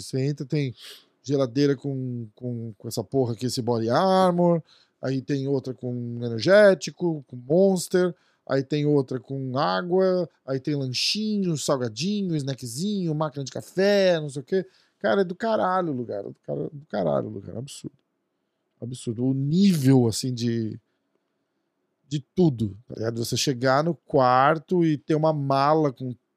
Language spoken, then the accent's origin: Portuguese; Brazil; a gente é do Brasil